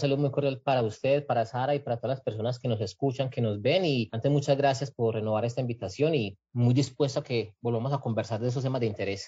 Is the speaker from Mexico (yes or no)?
no; Colombia; como pueblo colombiano